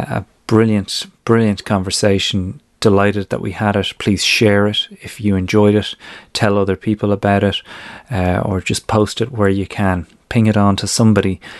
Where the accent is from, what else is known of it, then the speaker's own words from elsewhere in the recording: County Kildare, Ireland; I'm an Irish lad growing up in the countryside in Kildare